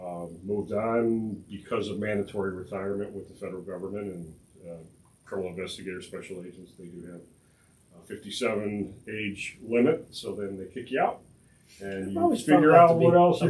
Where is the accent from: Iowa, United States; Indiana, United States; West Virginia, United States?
Indiana, United States; Highland; I grew up in Highland, so it was always a dream of mine to be able to serve the community that I grew up in.